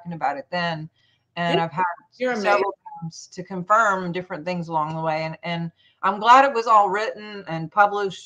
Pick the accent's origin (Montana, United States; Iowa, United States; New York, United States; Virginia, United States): Montana, United States; now in Louisiana, United States; I'm actually from Montana